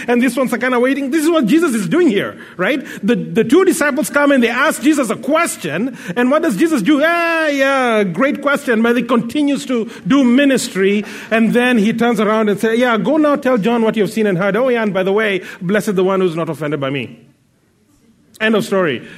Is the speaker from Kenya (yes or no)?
yes; Kenya; now in Abbotsford, Canada; I come from Kenya originally, but now I live in uh, Abbotsford, British Columbia.